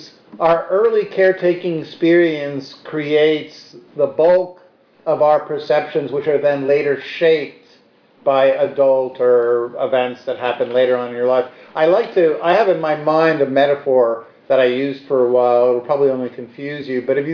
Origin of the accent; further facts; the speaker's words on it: New York City, New York, United States; I grew up on the Upper West Side